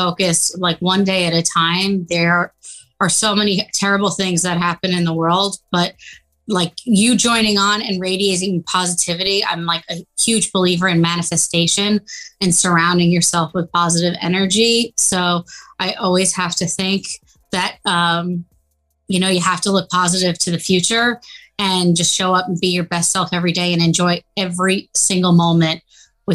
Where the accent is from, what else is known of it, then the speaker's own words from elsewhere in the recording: New York City, New York, United States; also born or lived in Westchester County; Nationality is Italian, but I grew up in New York City. I've been here my whole life